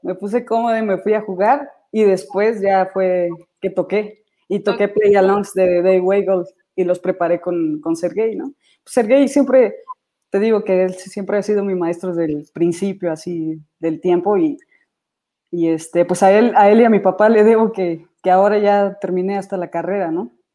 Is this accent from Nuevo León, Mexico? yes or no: no; Querétaro, Mexico; also born or lived in Celaya, Guanajuato; yo nací en la ciudad de, Celaya, Guanajuato, pero mi papá desde, bueno, más bien mi familia, eh, nos mudamos a Querétaro